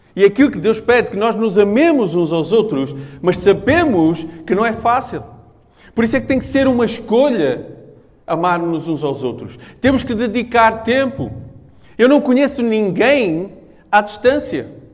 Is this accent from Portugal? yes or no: yes; Portugal; eu sou português